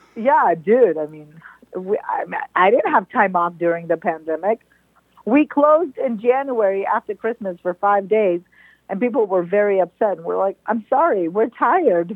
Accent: Lebanon; moved away; also born or lived in Libya / New York / San Francisco Bay Area / Belgium; I was born in Libya and I grew up in Lebanon

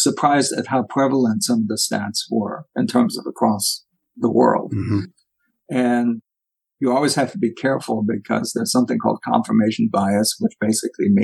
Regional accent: Germany; now in United States; as a former German

